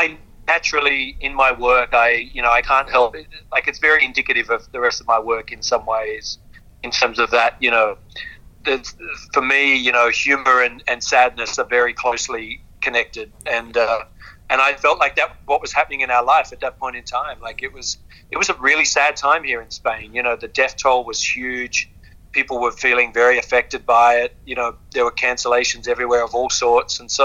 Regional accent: Australia; being Australian

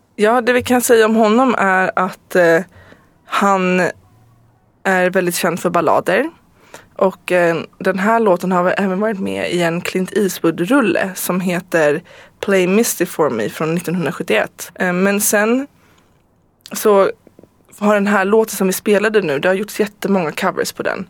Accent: Stockholm, Stockholm County, Sweden; jag är ju född i Stockholm, mm. men eh, jag, har, jag är inte svensk medborgare så att jag är tysk medborgare

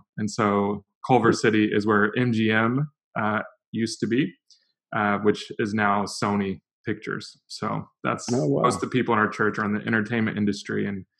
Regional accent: Lisbon, Portugal; also born or lived in Portland, United States; now in Los Angeles, United States; I grew up in Western Europe, in Lisbon, Portugal. That's actually where my wife is from.

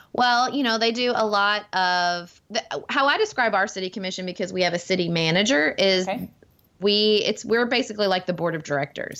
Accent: Paducah, Kentucky, United States; my hometown of Paducah, where I'm raising my family

